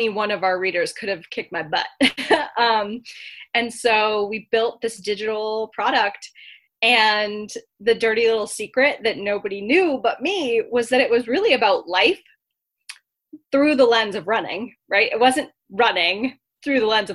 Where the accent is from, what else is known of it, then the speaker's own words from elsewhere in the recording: Massachusetts, United States; my home state of Massachusetts